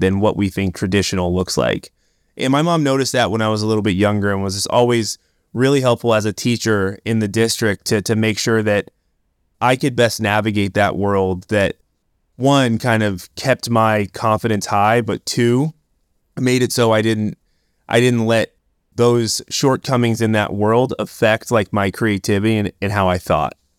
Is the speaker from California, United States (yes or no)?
yes; Oakland, California, United States; I grew up in Oakland, California